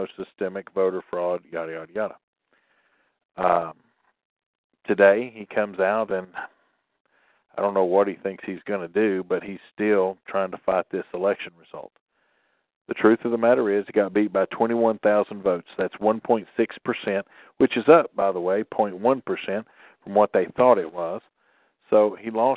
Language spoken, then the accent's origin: English; Tennessee, United States; I'm from Tennessee.